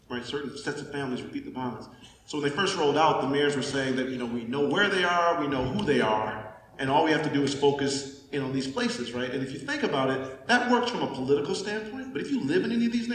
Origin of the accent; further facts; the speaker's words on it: Pontiac, Michigan, United States; I grew up in Pontiac, Michigan, very rough town